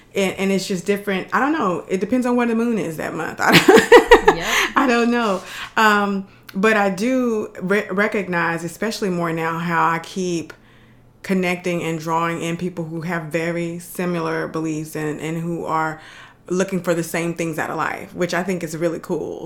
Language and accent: English; Dallas, Texas, United States; now in Houston, United States; I live in Houston. They love the Texans for some reason, but I'm from Dallas